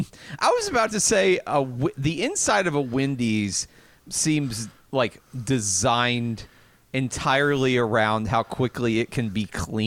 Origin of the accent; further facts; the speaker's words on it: the South, United States; accent: southern; my southern accent